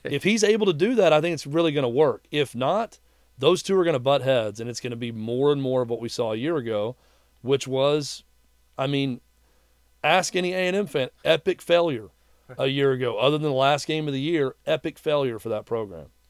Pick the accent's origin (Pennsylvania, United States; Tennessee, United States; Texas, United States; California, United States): Tennessee, United States; Mount Juliet; also born or lived in Knoxville, Tennessee; I grew up in Mount Juliet